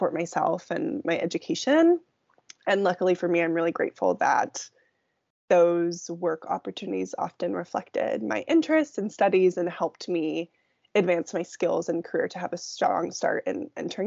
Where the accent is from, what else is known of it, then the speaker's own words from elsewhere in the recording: Silicon Valley, San Francisco Bay Area, California, United States; moved away as an adult; now in Seattle, United States; So I grew up in the Silicon Valley